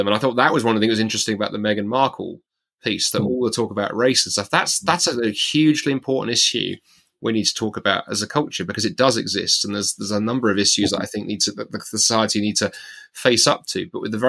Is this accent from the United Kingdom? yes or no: yes; United Kingdom; as a British Christian